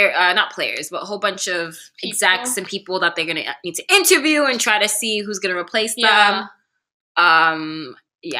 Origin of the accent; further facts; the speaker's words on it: Canada; I'm Canadian